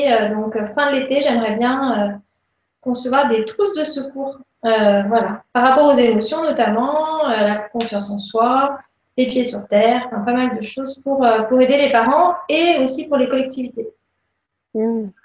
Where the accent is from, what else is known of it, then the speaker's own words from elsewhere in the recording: Lyon, Auvergne-Rhône-Alpes, France; donc je suis de Lyon.